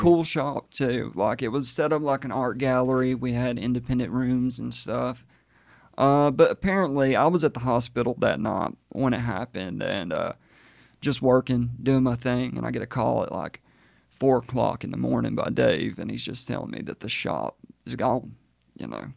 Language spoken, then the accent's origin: English; Hokes Bluff, Alabama, United States; I'm originally from Hoke's Bluff, Gadsden area